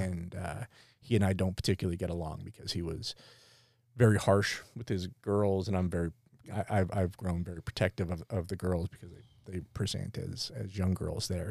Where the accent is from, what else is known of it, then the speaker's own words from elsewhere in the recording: near Pottsville, Pennsylvania, United States; we grew up near Pottsville